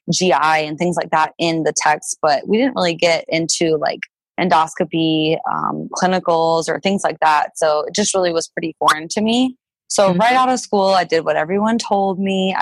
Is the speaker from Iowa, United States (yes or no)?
no; South Dakota, United States; I'm from South Dakota